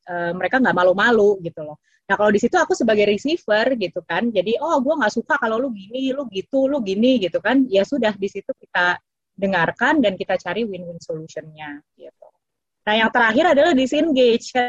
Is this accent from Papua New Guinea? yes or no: yes; Papua New Guinea; Indonesian is a second language; karena saya memang gede di PNG ya itu kan people is our number one priority right.